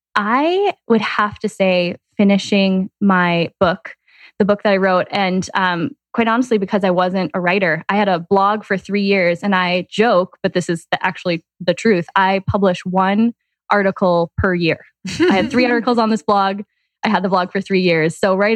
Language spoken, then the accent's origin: English; Green Bay, Wisconsin, United States; Green Bay, Wisconsin.